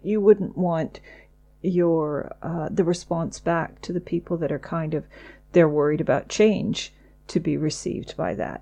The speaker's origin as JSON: {"language": "English", "country": "United Kingdom", "said": "we are British"}